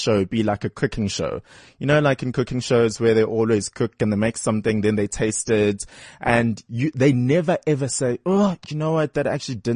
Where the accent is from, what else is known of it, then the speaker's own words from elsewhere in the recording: Durban, KwaZulu-Natal, South Africa; moved away; Durban, my hometown